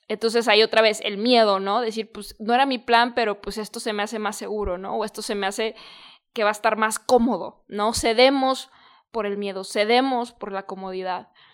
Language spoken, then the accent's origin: Spanish; Guadalajara, Jalisco, Mexico; also born or lived in San Diego; yo soy de Guadalajara